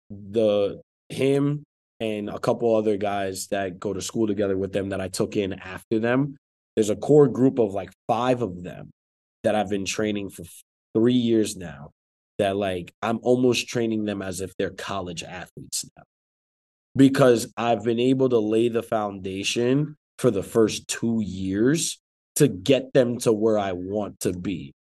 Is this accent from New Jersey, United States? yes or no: yes; New Jersey, United States; I'm from Jersey